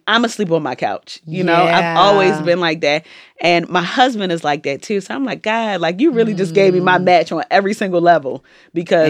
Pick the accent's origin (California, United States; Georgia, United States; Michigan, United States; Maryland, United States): Maryland, United States; Baltimore; born or raised there; also born or lived in Jamaica / New York City; now in Atlanta, United States